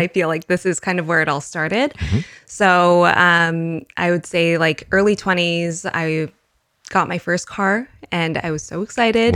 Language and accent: English; Winnipeg, Manitoba, Canada; I was born and raised in Winnipeg